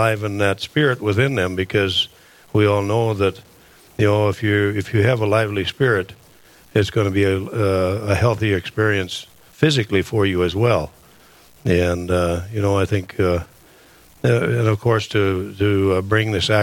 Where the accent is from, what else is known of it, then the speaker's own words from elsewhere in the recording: Camden, North Dakota, United States; moved away as an adult; now in Fargo, United States; I'm originally from Camden, North Dakota, and I moved down to Fargo in 2009